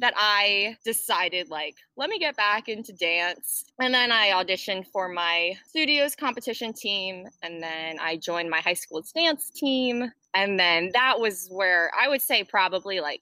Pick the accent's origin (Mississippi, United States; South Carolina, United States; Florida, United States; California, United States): Florida, United States; also born or lived in New Jersey; We moved to Florida when I was seven, eight